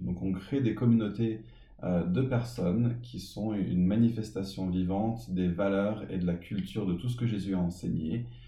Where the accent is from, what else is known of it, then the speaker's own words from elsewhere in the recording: Paris, Île-de-France, France; J'ai grandi à Paris